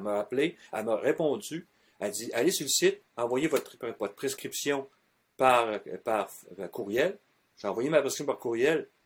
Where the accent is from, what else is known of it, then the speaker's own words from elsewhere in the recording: Quebec, Canada; on est du Québec